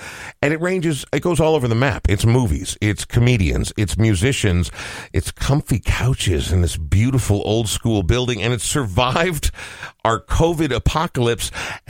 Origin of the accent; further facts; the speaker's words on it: Coon Rapids, Minnesota, United States; also born or lived in Portland, Oregon; I'm from Minneapolis. I was born in Portland, Oregon. I grew up in Coon Rapids until I was 18, but I've spent more than half my life in Minneapolis. Yeah. I'm from Minneapolis.